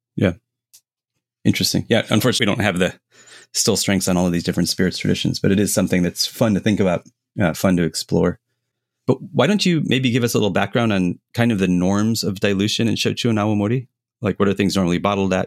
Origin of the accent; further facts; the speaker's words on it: United States; as an American